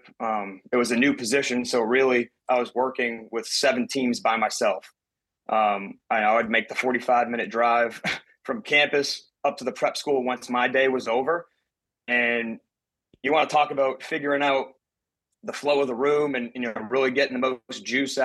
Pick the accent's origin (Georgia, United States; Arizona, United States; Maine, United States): Maine, United States; Portland; moved away; I'm originally from Portland, Maine, Northeast guy.